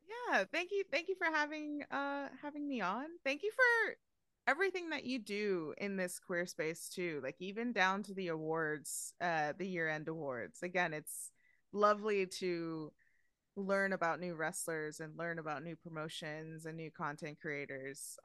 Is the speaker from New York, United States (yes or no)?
yes; New York, United States; I, I'm born and raised in New York